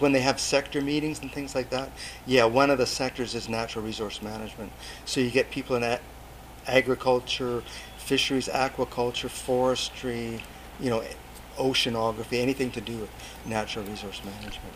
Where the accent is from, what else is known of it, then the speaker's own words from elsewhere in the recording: Port Alberni, British Columbia, Canada; also born or lived in Fraser Valley; now in Nanaimo, Canada; I'm actually from Port Alberni, and I'm from a, a farming community in Port Alberni. I, I, grew up on a farm